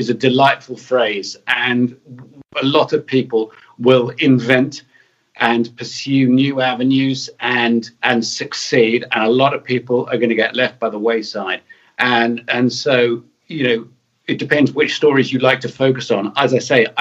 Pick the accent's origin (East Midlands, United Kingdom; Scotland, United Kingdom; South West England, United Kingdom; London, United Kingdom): South West England, United Kingdom; Taunton; I grew up in Somerset